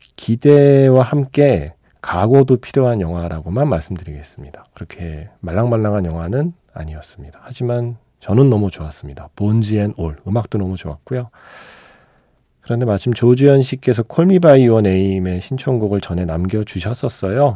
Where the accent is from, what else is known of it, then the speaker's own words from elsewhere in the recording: Seoul, South Korea; 제가 강남에서 학교를 다녔기 때문에